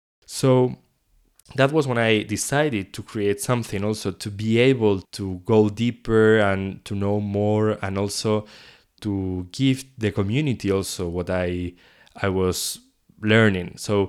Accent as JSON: {"language": "English", "town": "León", "region": "Castile and León", "country": "Spain", "tie": "born or raised there", "also_born_or_lived": "Paris, France", "second_language": "English", "moved": "as an adult", "said": "I was born in León. This is a small city in the northwest of Spain. I was living in there for 18 years, so all my childhood was there."}